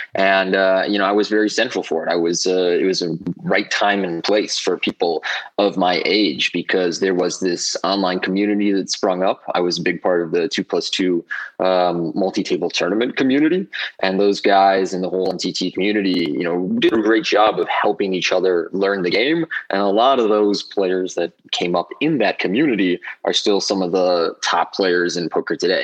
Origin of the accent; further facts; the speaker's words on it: Wisconsin, United States; moved away as an adult; also born or lived in Milwaukee / Australia; So I grew up in Wisconsin. I was there till I was 20.